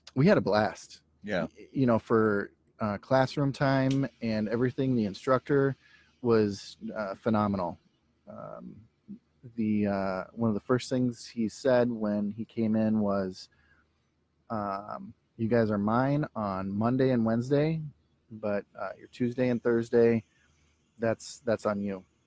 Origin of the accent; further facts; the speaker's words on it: Minneapolis, Minnesota, United States; I'm from Minneapolis.